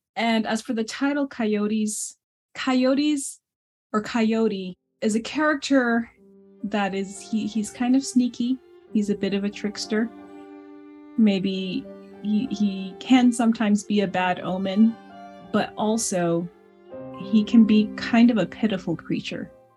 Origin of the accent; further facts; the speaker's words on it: United States; first language Navajo; English is a second language; my native tongue in Navajo